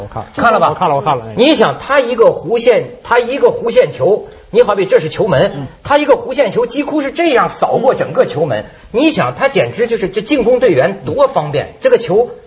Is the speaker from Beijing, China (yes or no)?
yes; Beijing, China; 我们这个这儿北京这儿说什么呢？